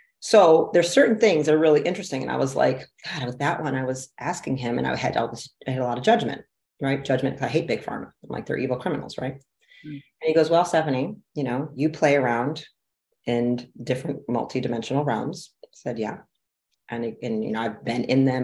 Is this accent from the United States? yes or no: yes; Detroit, Michigan, United States; I'm from Detroit, big manufacturing city